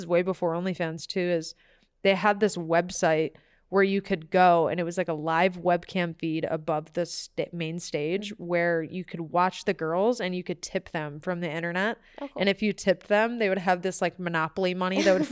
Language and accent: English; Michigan, United States; moved away; also born or lived in Tampa / Jacksonville; I'm from Michigan